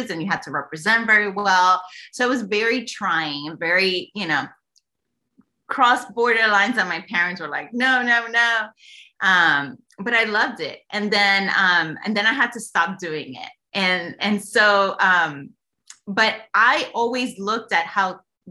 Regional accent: New York City, New York, United States; now in Texas, United States; I was born and raised in New York, in the creative state of New York City

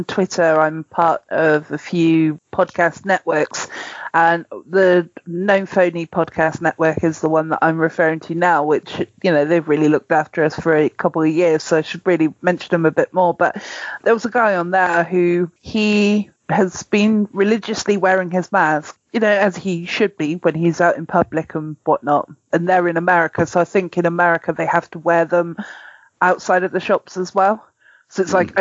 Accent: United Kingdom; I'm too British

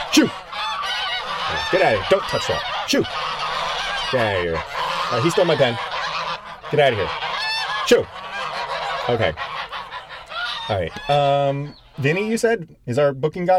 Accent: Connecticut, United States; my home state of Connecticut

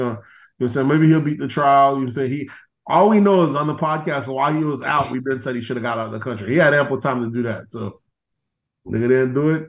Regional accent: Florida, United States; He's a Florida boy. That's what he got. I'm from Florida.

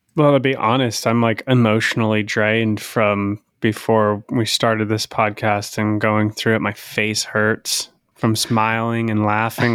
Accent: Idaho, United States; moved away; growing up in Idaho

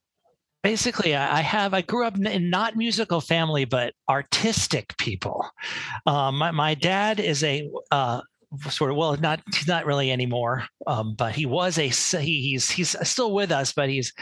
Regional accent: New York City, New York, United States; So I grew up around in New York City in the 70s

